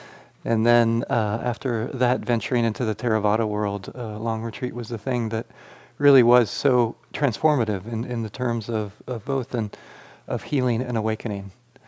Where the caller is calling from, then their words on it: Flagstaff, Arizona, United States; As Greg said … I'm joining you from Flagstaff, Arizona.